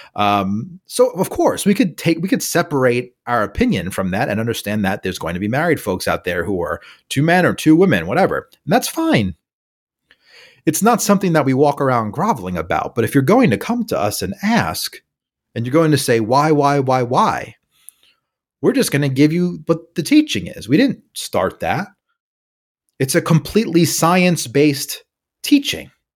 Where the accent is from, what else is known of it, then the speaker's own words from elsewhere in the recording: New York City, New York, United States; moved away; also born or lived in California; I'm from New York City, I've lived in California for a couple of years